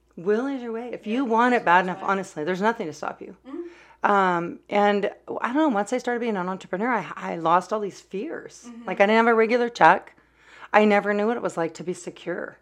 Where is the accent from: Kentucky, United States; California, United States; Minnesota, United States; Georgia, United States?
California, United States; now in Oregon, United States; I'm a Californian, uh, now in Oregon